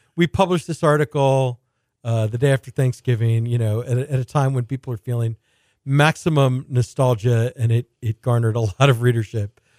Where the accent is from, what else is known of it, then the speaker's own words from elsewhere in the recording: Houston, Texas, United States; when I was growing up in Houston, you know, my grandparents would come visit from New York